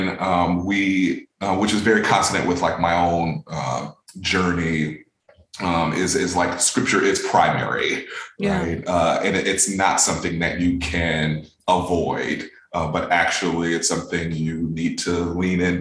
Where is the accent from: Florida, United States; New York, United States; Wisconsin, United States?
New York, United States; Buffalo; now in Boston, United States; I grew up in Buffalo, New York, lived in like our nuclear family and extended family was pretty close.